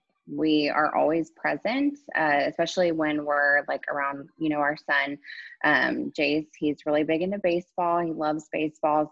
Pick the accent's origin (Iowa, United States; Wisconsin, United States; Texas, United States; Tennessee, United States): Texas, United States; Houston; I'm from Houston, Texas